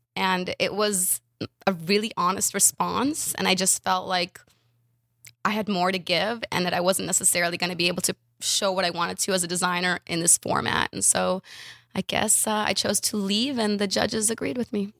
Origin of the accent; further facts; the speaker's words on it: Ukraine; moved away; I was from Ukraine, speak Russian, moved